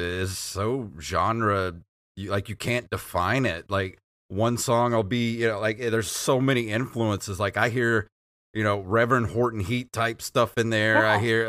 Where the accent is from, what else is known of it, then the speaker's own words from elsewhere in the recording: Mississippi, United States; From Gulf Coast.